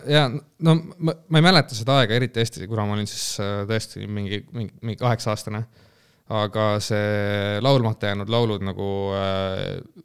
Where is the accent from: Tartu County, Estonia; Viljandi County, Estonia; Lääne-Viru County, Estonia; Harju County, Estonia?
Tartu County, Estonia; Elva; Elva jah. jah, ma äh, Elvast olen pärit